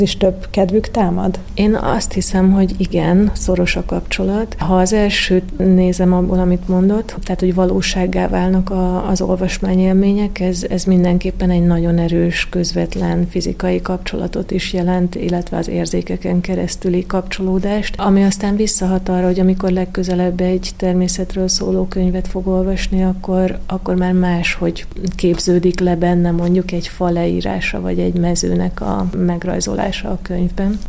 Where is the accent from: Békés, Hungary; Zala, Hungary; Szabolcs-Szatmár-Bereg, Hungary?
Zala, Hungary; Zalaegerszeg; also born or lived in Budapest; now in Danube Bend, Hungary; én Zalaegerszegen születtem